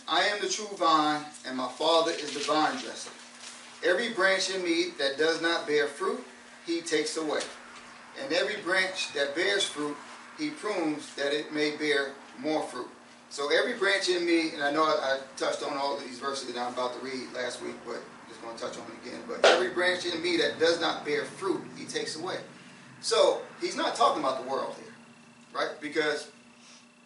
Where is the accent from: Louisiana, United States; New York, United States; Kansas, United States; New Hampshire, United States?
New York, United States; New York City; I grew up in New York City